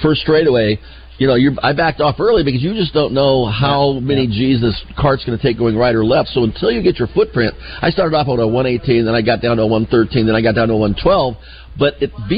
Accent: Los Angeles, California, United States; I'm from Los Angeles

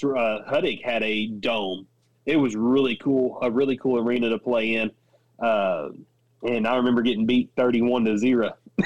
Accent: Union County, Arkansas, United States; I was a small school kid growing up in Union County, Arkansas

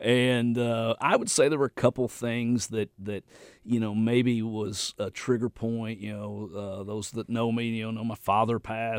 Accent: the South, United States; accent: southern country; that's one reason I'm able to do it with my southern country accent, is most everyone knows English.

